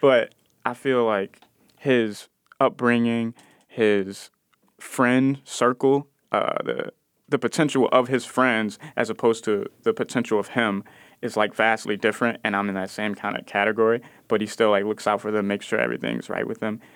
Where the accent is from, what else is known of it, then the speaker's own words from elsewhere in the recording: Chicago, Illinois, United States; I'm from Austin, I spent a lot of time in the Cabrini Green projects